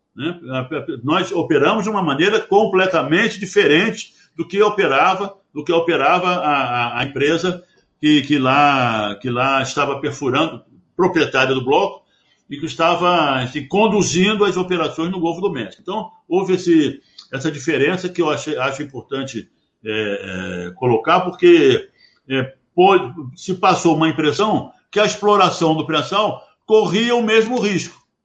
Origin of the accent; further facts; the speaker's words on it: Brazil; eu, como empregado da Petrobras, como brasileiro, tenho um orgulho enorme